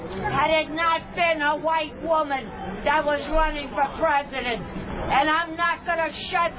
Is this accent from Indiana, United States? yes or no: no; New York City, New York, United States; I'm from Manhattan.